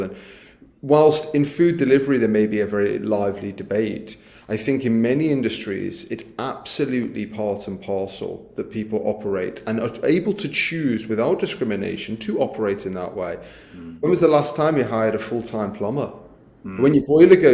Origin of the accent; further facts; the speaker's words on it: Liverpool, North West England, United Kingdom; I'm from Liverpool